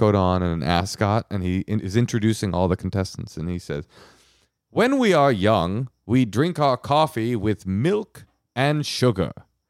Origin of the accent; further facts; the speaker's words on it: California, United States; I do, because I'm from the Bay Area. That's how we do it.